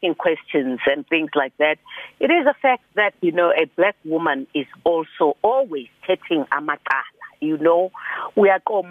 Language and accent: English; South Africa; My father was the only son, so I was born in Sinville